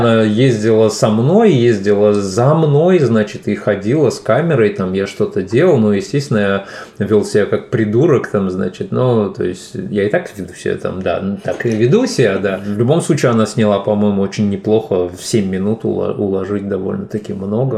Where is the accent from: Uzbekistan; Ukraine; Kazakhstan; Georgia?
Uzbekistan; Fergana, Fergana Region; first language Tajik; Russian is a second language; also born or lived in Rishtan, Uzbekistan / Saint Petersburg, Russia; now in Finland; уехала с этого маленького городка, в котором я родился, Риштан, в областной центр Фергану. И там уже, соответственно, я попал в детский сад